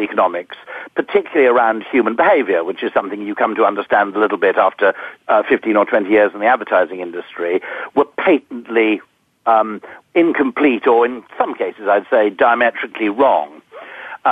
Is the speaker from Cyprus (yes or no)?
no; Usk, Wales, United Kingdom; also born or lived in Monmouth; now in London, United Kingdom; I grew up on the Welsh borders, which is, I was born in Usk, and which is more or less, I suppose, 10 miles within Wales. I went to school in Monmouth